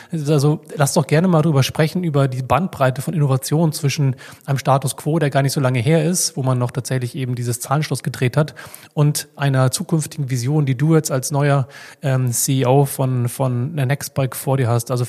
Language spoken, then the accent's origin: German; Hamburg, Germany; Ich finde es ja immer wieder schön, als Hamburger in Berlin zu sein.